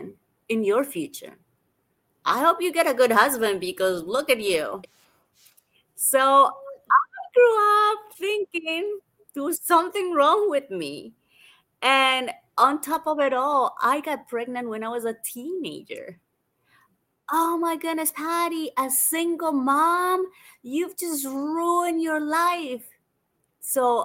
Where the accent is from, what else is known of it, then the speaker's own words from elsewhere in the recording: Colombia; also born or lived in United States / London / Australia; now in Bali, Indonesia; I grew up in Colombia originally